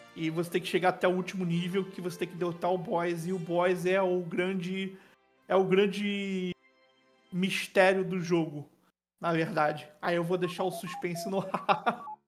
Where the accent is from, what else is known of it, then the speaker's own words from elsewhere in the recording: Niterói, Rio de Janeiro, Brazil; Niterói é minha cidade, né, minha cidade natal, que eu vivo até hoje